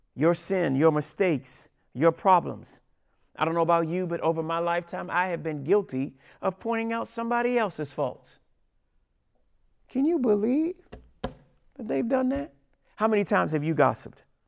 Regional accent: Washington, District of Columbia, United States; I'm from Washington, D C

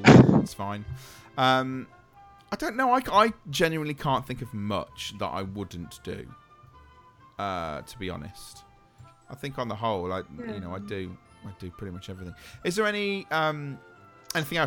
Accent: England, United Kingdom; we're English

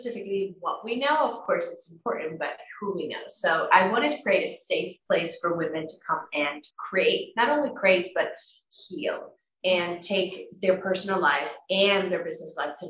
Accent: Tyresö, Stockholm County, Sweden; moved away as an adult; now in Costa Rica; I come from Sweden in a little town called Tyresö outside Stockholm. I'm actually living in Costa Rica right now

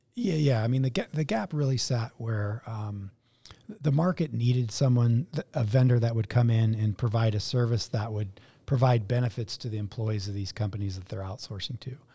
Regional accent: Denver, Colorado, United States; born or raised there

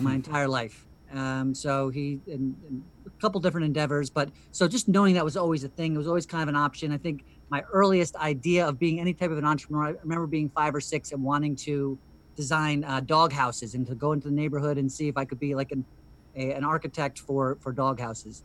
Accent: New Jersey, United States; moved away as an adult; also born or lived in South Carolina; I grew up in New Jersey

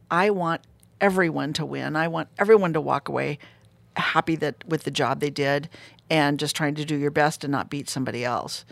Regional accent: Fresno, California, United States; I'm from Fresno, California.

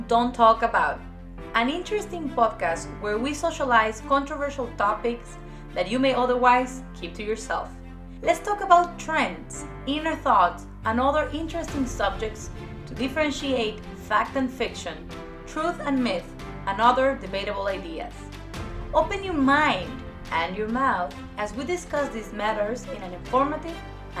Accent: Ecuador; English is a second language; moved away as an adult; now in United States; because I was born and raised in South America and in Ecuador in particular, who has a more conservative community, when I moved here to the United States

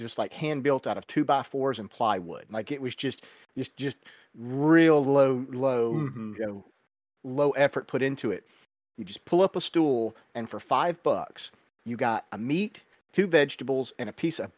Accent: the South, United States; moved away; I am from the South. We eat a lot of collard greens growing up. My grandmother fixed collards with pretty much every meal

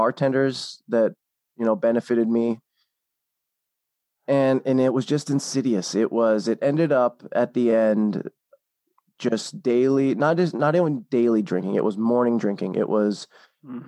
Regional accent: Seattle, Washington, United States; moved away as an adult; also born or lived in Hawaii; I'm from the Seattle area originally

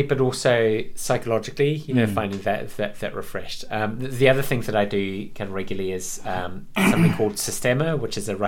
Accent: New Zealand; moved away as an adult; also born or lived in London, United Kingdom; now in Buxton, United Kingdom; I was born in Britain, in London, but in my first 6 years I was in London, and then we moved to New Zealand.

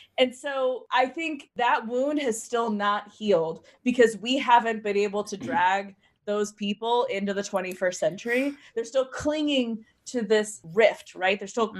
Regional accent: Louisiana, United States; I grew up like in the Deep South. Like, I'm from Louisiana, mm-hmm. where people do like sport Confederate flags and like put them on their cars and stuff like that.

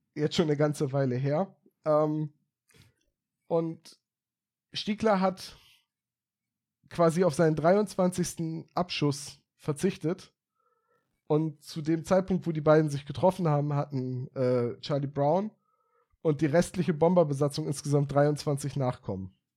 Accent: Bremen, Germany; also born or lived in Oldenburg; meine Heimat war, auf Bremen.

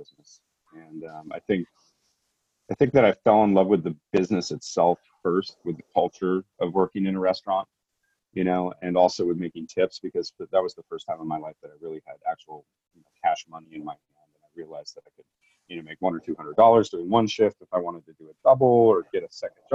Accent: San Francisco, California, United States; I was born in the 70s in San Francisco, and I grew up in Laurel Heights, the Presidio Heights area

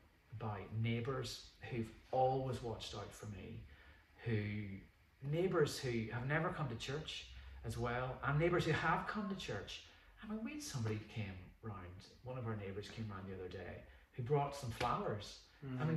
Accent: Northern Ireland, United Kingdom; moved away as an adult; also born or lived in Mexico; now in Wallyford, United Kingdom; as a Northern Irish person

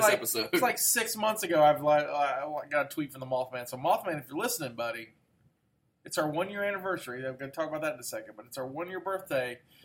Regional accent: Poca, West Virginia, United States; Like, I'm from Polka. I'm like, well, that's... Because West Virginia, we've talked about this before.

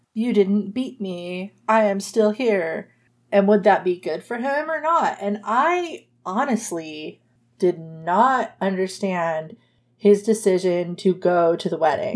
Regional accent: United States; I'm American.

